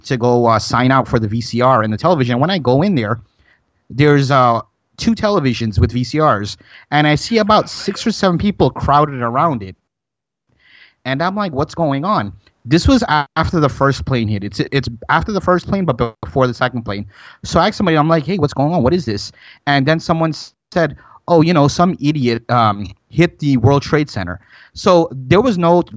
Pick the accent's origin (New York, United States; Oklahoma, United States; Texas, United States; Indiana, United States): New York, United States; now in Florida, United States; born and raised in New York, moved to Florida in 1999